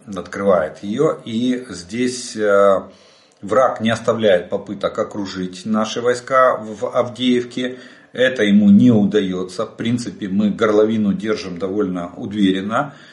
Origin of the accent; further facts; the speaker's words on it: Ukraine; мы из Украины